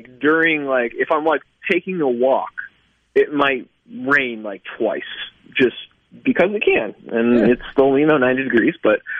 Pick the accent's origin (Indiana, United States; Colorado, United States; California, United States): California, United States; Los Angeles; moved away as an adult; now in Mississippi, United States; I'm from Los Angeles, the Los Angeles area. Lived there 26-ish years